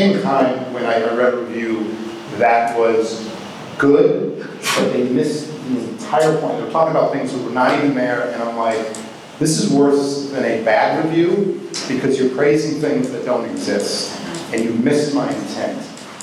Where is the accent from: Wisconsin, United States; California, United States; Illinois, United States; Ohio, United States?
Wisconsin, United States; Milwaukee; moved away; also born or lived in Los Angeles; I grew up in Milwaukee